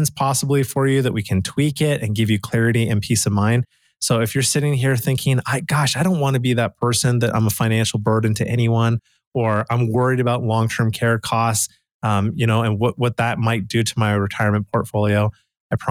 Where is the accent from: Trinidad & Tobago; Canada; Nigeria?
Canada; Calgary, Alberta; I'm from Calgary, Alberta, Canada